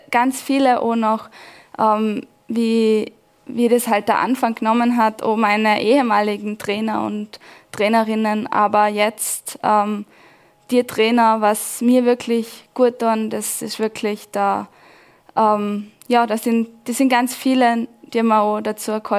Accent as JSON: {"language": "German", "town": "Laterns", "region": "Vorarlberg", "country": "Austria", "tie": "born or raised there", "said": "mein Heimatskigebiet. Das ist meine Heimat, wo ja, wo mir auch so gut tut, wo ähm, wo ich immer wieder gern zurückkehre."}